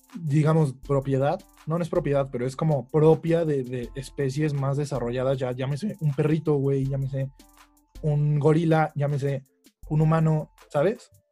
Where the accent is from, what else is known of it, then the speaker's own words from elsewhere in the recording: Mexico; nosotros como, bueno, como cultura mexicana